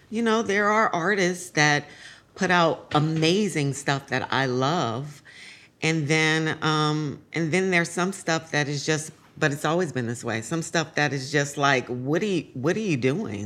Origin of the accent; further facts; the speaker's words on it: San Francisco, California, United States; I grew up in San Francisco